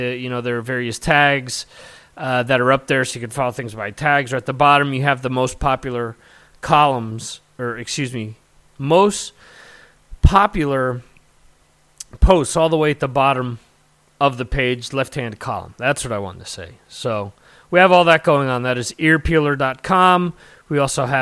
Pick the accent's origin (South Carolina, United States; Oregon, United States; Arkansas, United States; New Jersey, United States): New Jersey, United States; Growing up in North Jersey, we had WSOU